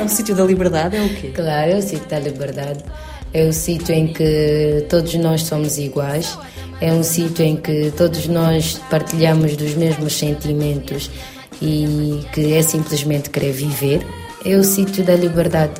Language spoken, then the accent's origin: Portuguese; Angola; moved away; vou voltar à minha terra